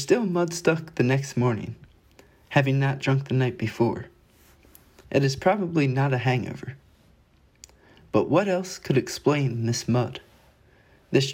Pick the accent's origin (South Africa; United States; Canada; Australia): United States; Wilmington, Delaware; I'm from Wilmington, Delaware